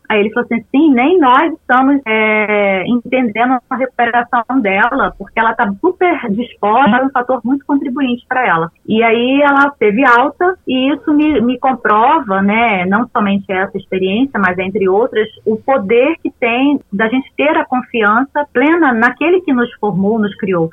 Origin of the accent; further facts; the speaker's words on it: Rio de Janeiro, Brazil; moved away as an adult; also born or lived in São Paulo; now in Campo Grande, Brazil; sou natural do Rio de Janeiro